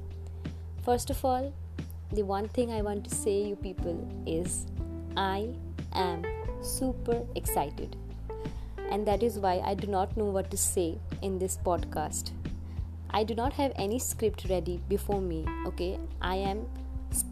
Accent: India; from India

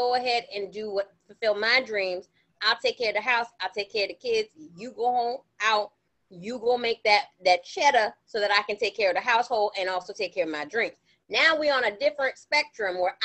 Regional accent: United States; I know I'm an American. I'm reminded every time I leave this country that I'm an American

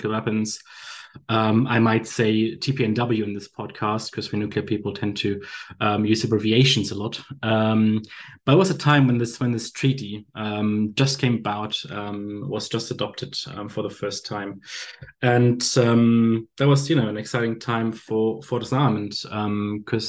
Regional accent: Bremen, Germany; moved away as an adult; also born or lived in southern Germany / London; now in Hamburg, Germany; I'm born and raised in northern Germany. For those that are experts on the region, it's called Bremen.

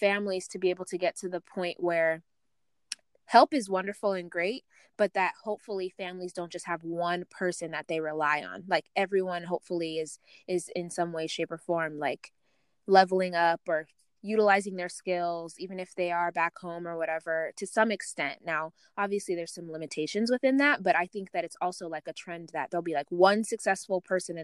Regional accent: Uganda; I come from Uganda, so I'm in East Africa too

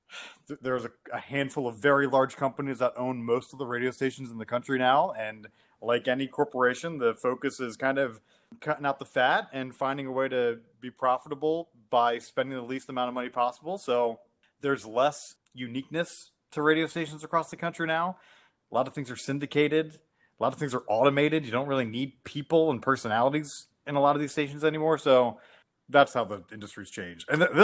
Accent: Delaware, United States; which you guys probably know from growing up in Delaware, like Action News is the leading news station in the Philly area.

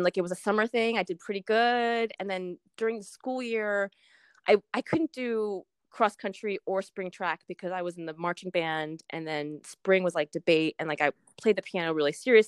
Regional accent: New Jersey, United States; moved away as an adult; also born or lived in Boston / Baltimore; now in California, United States; We're both from Jersey

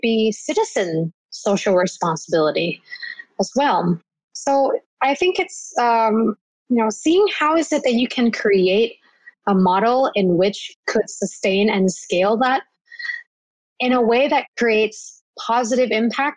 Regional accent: Bangkok, Thailand; I'm originally from Bangkok

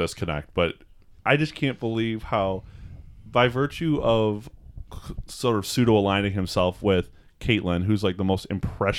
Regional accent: Seattle, Washington, United States; I think it would have been more appropriate to say I'm from Seattle.

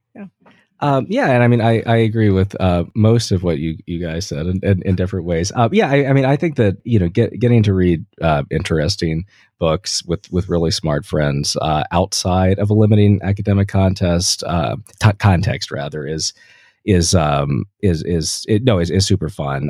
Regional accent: Delaware, United States; I'm from Delaware

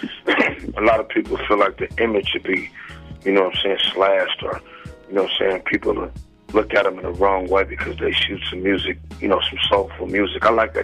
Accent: San Francisco, California, United States; I'm from San Francisco

